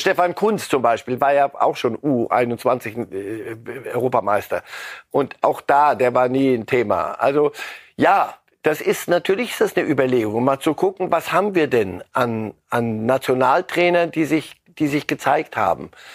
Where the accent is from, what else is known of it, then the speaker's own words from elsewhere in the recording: Germany; Bei uns in Deutschland